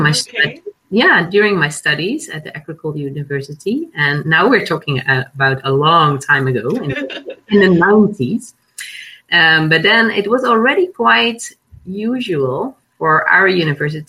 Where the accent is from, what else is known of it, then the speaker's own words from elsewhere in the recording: Netherlands; I'm Dutch. I was born and raised in the Netherlands on a small island